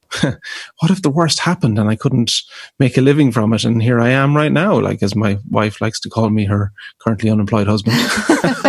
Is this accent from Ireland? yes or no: yes; County Galway, Connacht, Ireland; We grew up in rural Ireland, in County Galway, not in a musical community at all.